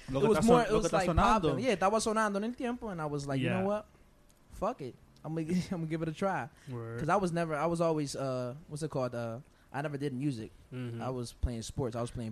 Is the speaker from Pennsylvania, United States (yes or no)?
yes; Philadelphia, Pennsylvania, United States; I'm from Philly. My parents Dominican, so I'm Dominican. Obviously, I'm American because I was born here in Philadelphia.